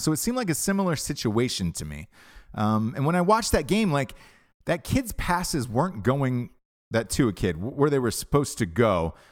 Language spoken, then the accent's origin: English; Georgia, United States; moved away; also born or lived in Alabama; I'm from Georgia originally, went to Alabama